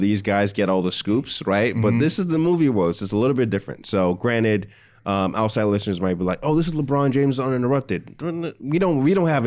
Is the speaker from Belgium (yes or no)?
no; Nigeria; As a Nigerian